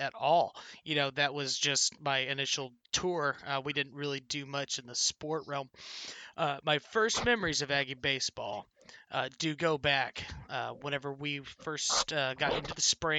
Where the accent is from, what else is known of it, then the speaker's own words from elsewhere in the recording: Carlsbad, New Mexico, United States; my hometown, Carlsbad, is a huge baseball town